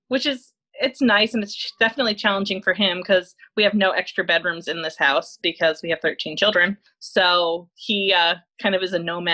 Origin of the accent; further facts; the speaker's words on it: New York, United States; moved away as an adult; now in Indiana, United States; So I'm from New York. My husband's from Connecticut. He moved to upstate New York for college. He went to RPI there.